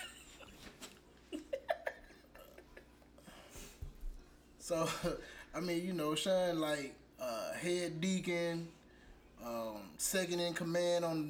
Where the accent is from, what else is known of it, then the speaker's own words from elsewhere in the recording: Alabama, United States; Yes, I'm from Alabama